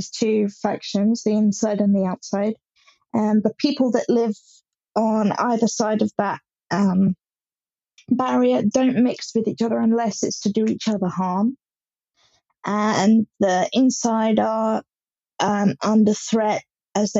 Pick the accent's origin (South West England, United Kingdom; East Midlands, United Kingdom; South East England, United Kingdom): South East England, United Kingdom; Hampshire; I'm from Hampshire in England